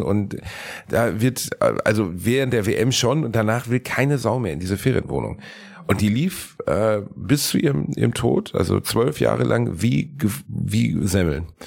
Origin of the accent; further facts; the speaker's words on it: Gelsenkirchen, North Rhine-Westphalia, Germany; moved away; also born or lived in Cologne; mein Heimatort Gelsenkirchen-Rotthausen